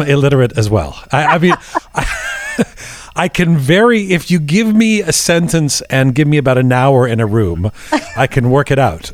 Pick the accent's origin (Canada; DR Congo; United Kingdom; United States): Canada